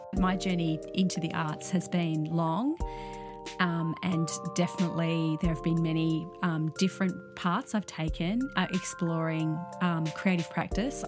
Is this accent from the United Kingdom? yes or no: no; Sydney, New South Wales, Australia; I grew up in Sydney.